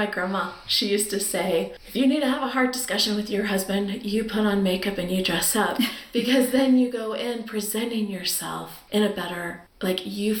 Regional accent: Louisiana, United States; Growing up in Louisiana

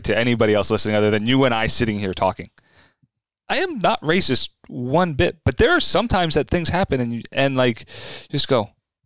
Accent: New Jersey, United States; I grew up in South Jersey

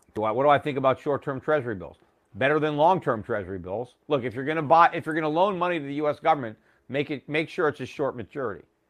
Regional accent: United States; As an American

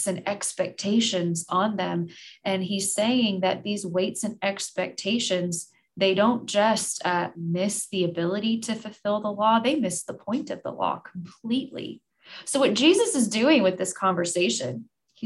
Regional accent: United States; as American Christians

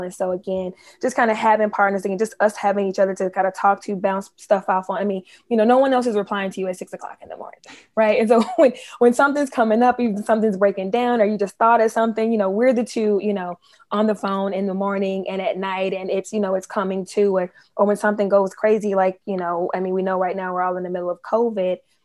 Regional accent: Memphis, Tennessee, United States; now in Washington, D.C., United States; I am from Memphis, Tennessee

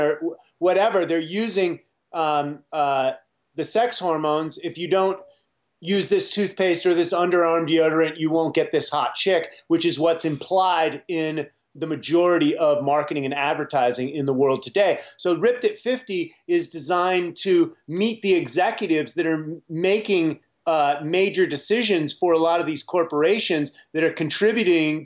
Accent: United States; I grew up on Captain Crunch and Pop-Tarts as most American children did

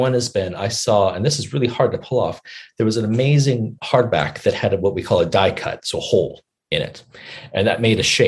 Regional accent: United States; now in United Kingdom; as an American

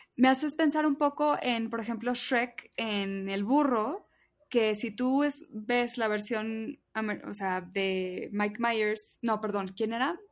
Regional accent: Mexico

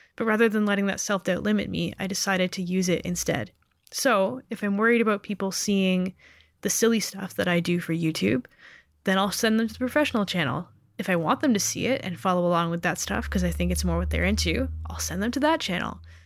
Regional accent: Canada; Being born Canadian

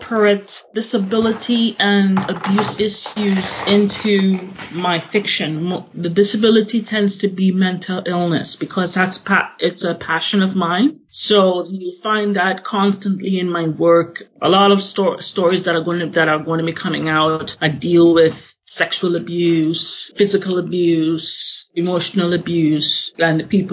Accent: Trinidad & Tobago; now in Canada; I was raised in Trinidad, but however, I was born in Canada. I am living in Canada now.

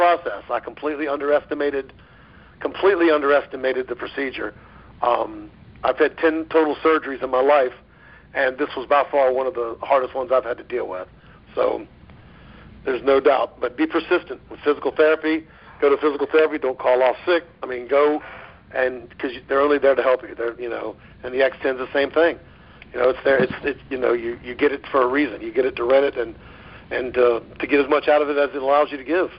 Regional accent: Virginia, United States; moved away as an adult; now in Florida, United States; I was from Virginia, and I moved to Florida to pursue the baseball thing

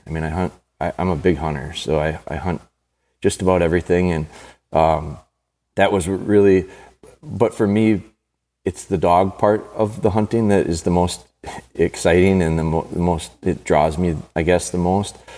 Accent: Green Bay, Wisconsin, United States; my hometown, Green Bay

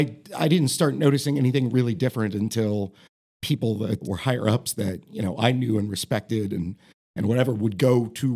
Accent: Marion, Ohio, United States; also born or lived in Columbus, Ohio; I grew up in Marion.

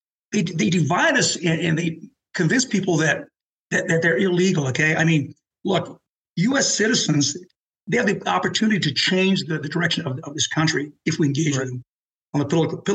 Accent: Colorado, United States; born or raised there; first language Spanish; English is a second language; also born or lived in Las Vegas, New Mexico

